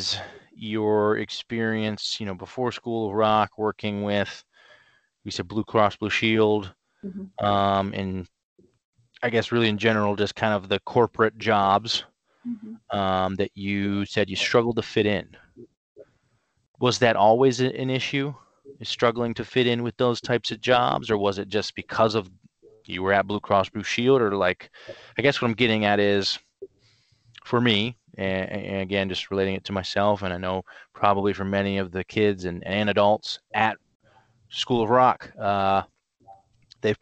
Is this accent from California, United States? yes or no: no; Canton, Ohio, United States; moved away as an adult; also born or lived in Cleveland, Ohio / Nashville, Tennessee; now in Chicago, United States; I am originally from Canton, Ohio